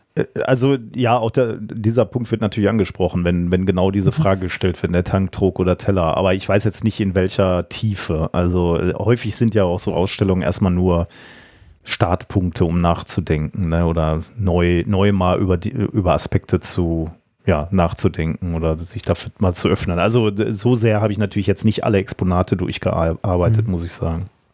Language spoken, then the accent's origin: German; Germany